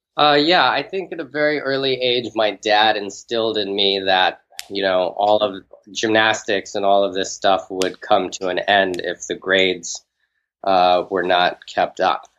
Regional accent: Houston, Texas, United States; I grew up in an outside part of Houston, like a suburb. It was called uh, Bear Creek

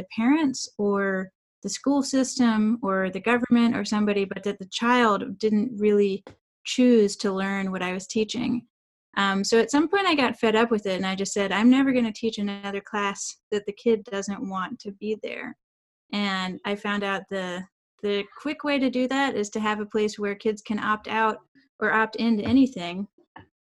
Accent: South Carolina, United States; now in Durham, United States; I'm originally from South Carolina, but now I live in Durham, North Carolina

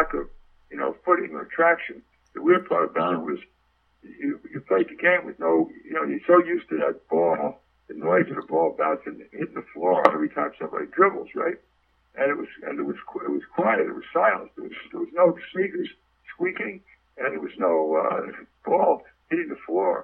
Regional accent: United States; being an American

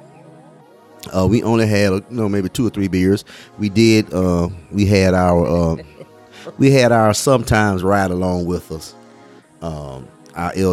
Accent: Alabama, United States; we are from Alabama

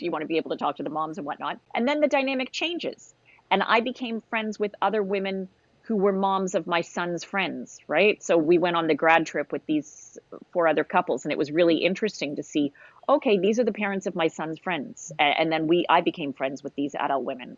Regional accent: Canada

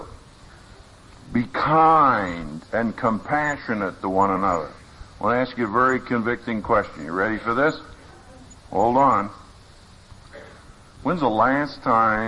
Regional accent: Philadelphia, Pennsylvania, United States; moved away; also born or lived in Texas; I'm from Philadelphia, as is Gene. So when I first went to Texas, that was quite an education.

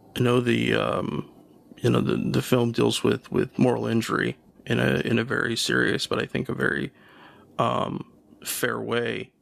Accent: United States

